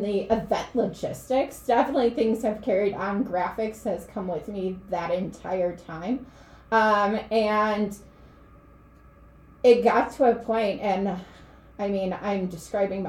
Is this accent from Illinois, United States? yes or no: yes; Chicago, Illinois, United States; moved away; I went to a public school on the south side of Chicago